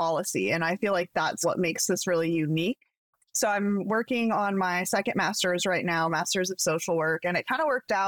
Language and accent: English; Pacific Northwest, United States; growing up in the Pacific Northwest